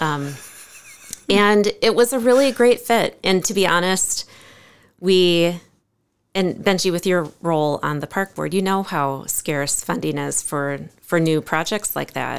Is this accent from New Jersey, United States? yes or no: no; Cresco, Iowa, United States; also born or lived in Ames, Iowa; now in Decorah, United States; I grew up on a four-generation family farm west of Cresco